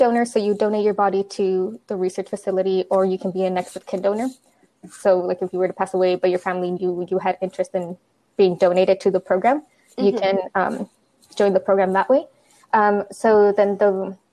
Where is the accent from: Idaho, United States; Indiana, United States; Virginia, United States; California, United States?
California, United States; San Diego; moved away as an adult; also born or lived in Santa Barbara; now in Texas, United States; I'm from San Diego.